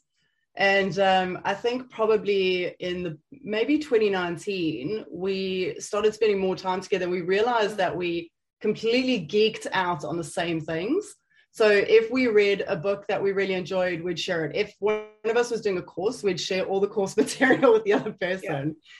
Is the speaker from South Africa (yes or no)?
yes; South Africa; moved away as an adult; now in United Kingdom; I am South African, born and bred. I was raised in a pretty pokey town back in South Africa